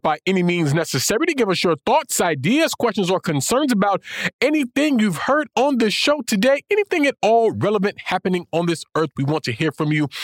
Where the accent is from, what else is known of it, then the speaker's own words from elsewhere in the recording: Florida, United States; my home state of Florida